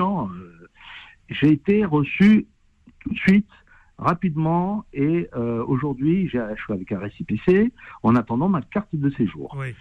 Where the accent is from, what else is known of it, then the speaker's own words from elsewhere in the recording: Algeria; now in France; moi, étant algérien